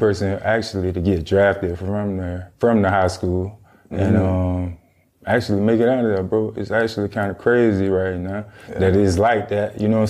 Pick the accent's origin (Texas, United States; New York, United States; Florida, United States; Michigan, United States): Florida, United States; Crawfordville; So it's called Wakulla County.